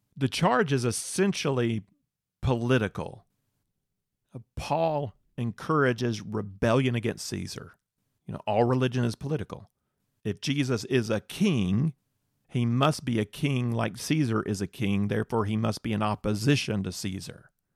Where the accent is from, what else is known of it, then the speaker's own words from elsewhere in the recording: North Carolina, United States; I'm from North Carolina.